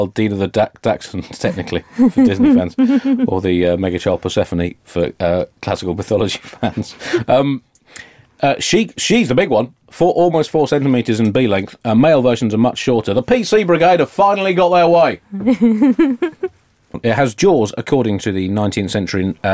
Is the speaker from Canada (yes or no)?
no; England, United Kingdom; an English Jew